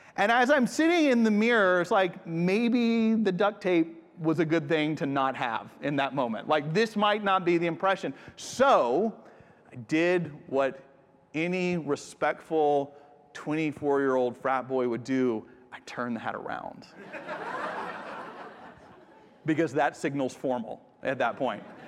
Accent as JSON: {"language": "English", "country": "United States", "also_born_or_lived": "Japan", "moved": "as an adult", "said": "I'm from the States"}